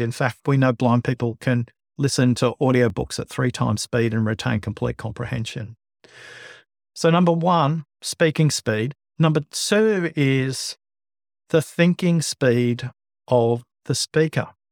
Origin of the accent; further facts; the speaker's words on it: Liverpool, New South Wales, Australia; also born or lived in Bankstown, Australia; I was born in Bankstown, grew up in Liverpool, went to school of Fairfield